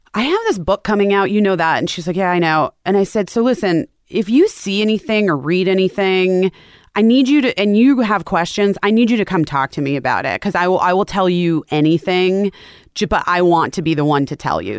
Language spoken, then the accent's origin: English; Scottsdale, Arizona, United States; also born or lived in Oak Park, Illinois; we moved to Arizona